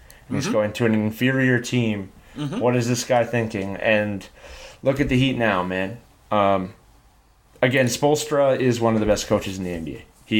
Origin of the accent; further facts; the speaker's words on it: Canada; I'm from Canada.